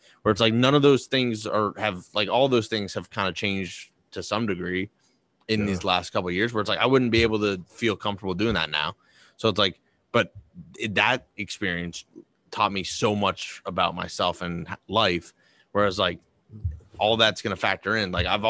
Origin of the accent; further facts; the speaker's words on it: Boston, Massachusetts, United States; I grew up in Boston.